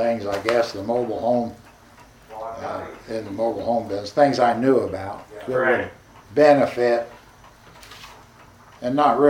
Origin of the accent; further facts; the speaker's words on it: Albany, Indiana, United States; now in Muncie, United States; my hometown of Albany.